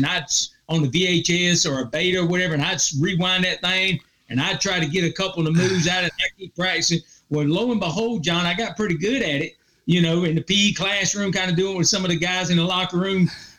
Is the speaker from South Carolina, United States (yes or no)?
yes; Clinton, South Carolina, United States; So I went to Clinton High School, which is in Lawrence County. It's got a small college by the name of Presbyterian College in that little town.